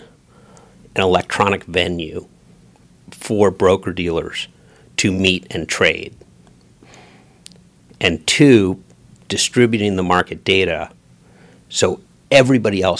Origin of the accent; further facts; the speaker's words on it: New York City, New York, United States; Proudly American, even if I'm a New Yorker